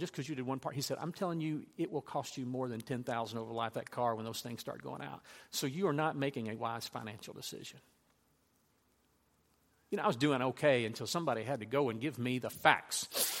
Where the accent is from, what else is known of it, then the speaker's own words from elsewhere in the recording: Louisiana, United States; I grew up in Louisiana. I had a horse named Frank.